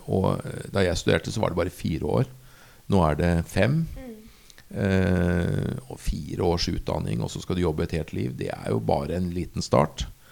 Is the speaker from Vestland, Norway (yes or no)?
no; Asker, Akershus, Norway; moved away as an adult; also born or lived in Bergen; jeg er født og oppvokst i Asker